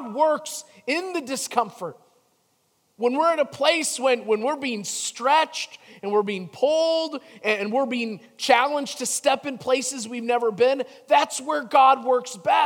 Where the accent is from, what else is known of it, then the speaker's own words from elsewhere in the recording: Chicago, Illinois, United States; growing up in Chicago